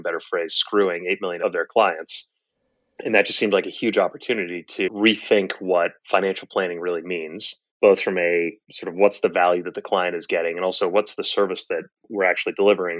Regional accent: Boston, Massachusetts, United States; moved away as an adult; also born or lived in Stanford, California; I grew up in Boston, went to Stanford undergrad

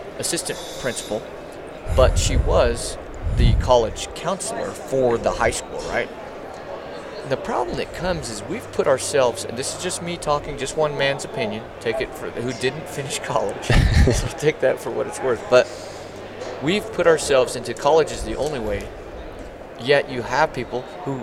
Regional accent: New Mexico, United States; since I was from New Mexico

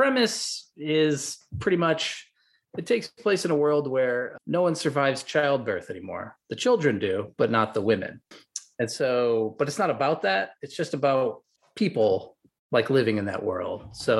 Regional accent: Midwest, United States; I'm from the Midwest. I was raised Catholic many years ago

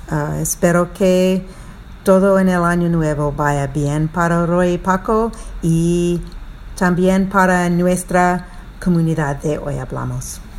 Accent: Germany; Spanish is a second language; de Alemania. Un saludo de aquí. Um, empecé a estudiar o a aprender español hace dos años y medio

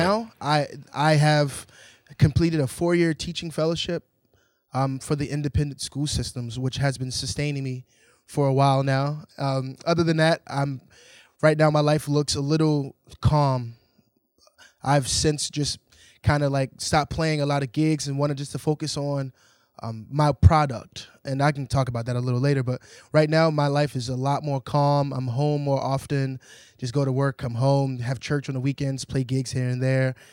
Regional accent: Baltimore, Maryland, United States; I'm from Baltimore, born and raised, grew up in the church

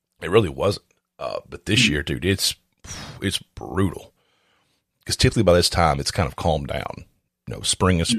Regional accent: the South, United States; I'm from the South

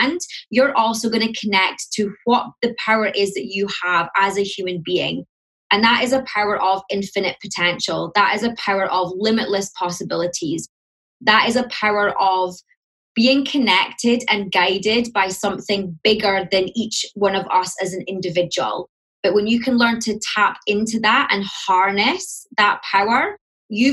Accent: Scotland, United Kingdom; accent: Scottish; now in London, United Kingdom; My accent, so I'm in London. I am Scottish, so you'll hear the Scottish, although it has softened a bit since I moved to London.

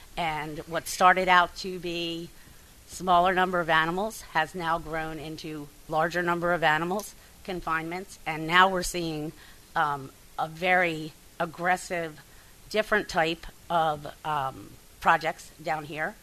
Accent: Bucks County, Pennsylvania, United States; also born or lived in Delta, Pennsylvania; I grew up in Bucks County, uh, Pennsylvania, which is a farming community.

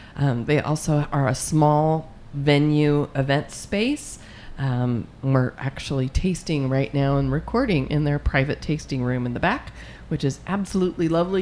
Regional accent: Chicago, Illinois, United States; now in California, United States; I hail from the Chicago area

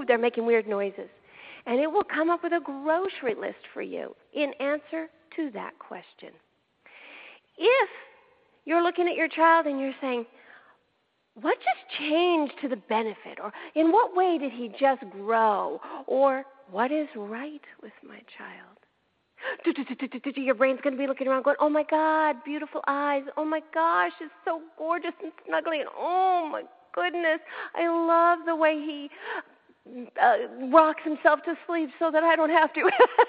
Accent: Canada; now in Los Angeles, United States; And I'm originally from Canada, so I have like a sweet spot for wondering what's going on over there. At the moment, I'm in L.A.

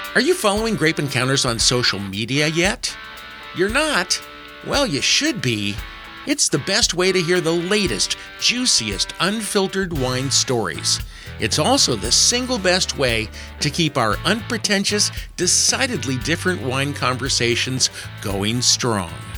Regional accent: Paso Robles, California, United States; I come from the Paso Robles region of California

